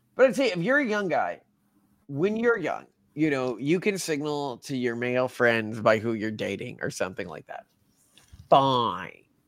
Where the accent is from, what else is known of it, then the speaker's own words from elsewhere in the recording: Texas, United States; the areas I grew up in in Texas